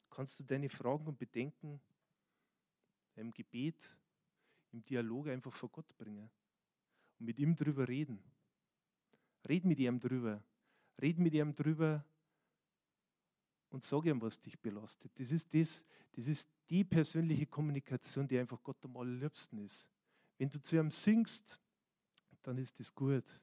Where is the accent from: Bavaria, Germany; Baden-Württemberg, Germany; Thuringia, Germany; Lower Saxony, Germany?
Bavaria, Germany; born there; manchmal ist man als der, der geboren ist in Bayern sind die Japaner und die Chinesen eher an diesen Orten wie mir persönlich.